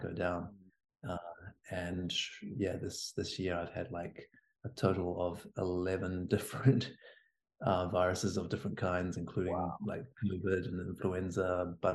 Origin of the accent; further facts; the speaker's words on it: Hawke's Bay, New Zealand; moved away; I'm from Hawke's Bay, down on Hawke's Bay.